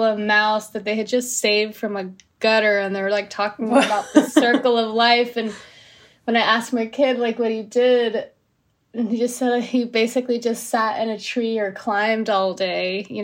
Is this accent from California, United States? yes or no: no; New Jersey, United States; now in Los Angeles, United States; living in LA is a little different than growing up in Jersey, because I grew up in Jersey